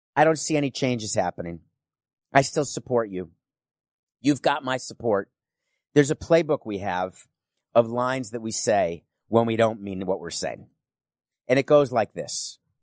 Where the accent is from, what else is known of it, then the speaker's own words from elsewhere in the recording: New York, United States; I'm a New Yorker